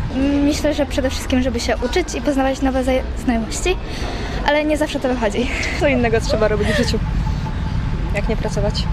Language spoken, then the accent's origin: Polish; a village near Olsztyn, Warmian-Masurian Voivodeship, Poland; moved away; also born or lived in Gdańsk; pochodzę ze wsi, więc żeby wyjechać do miasta to była wielka wyprawa